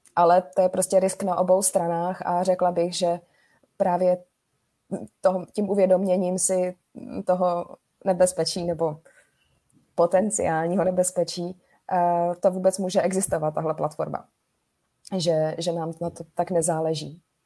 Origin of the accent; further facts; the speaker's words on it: Prague, Czechia; jsme z Prahy